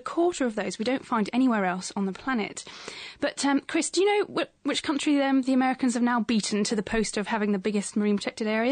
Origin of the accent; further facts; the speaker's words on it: England, United Kingdom; accent: English, posh; our English accents